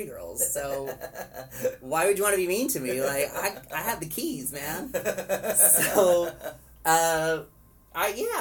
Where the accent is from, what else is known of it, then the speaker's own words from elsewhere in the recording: Plano, Texas, United States; I grew up in Plano, Texas, which is a suburb of Dallas.